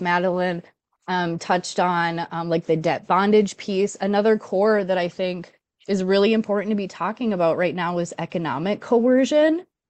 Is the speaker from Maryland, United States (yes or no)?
no; Duluth, Minnesota, United States; I'm from Duluth